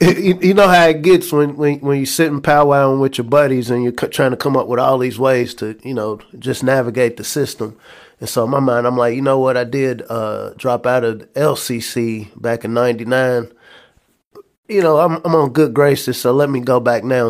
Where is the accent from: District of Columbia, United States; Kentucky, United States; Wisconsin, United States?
Kentucky, United States; Lexington; also born or lived in McComb, Mississippi; So I'm originally from Macomb, Mississippi, but I, uh, grew up in Lexington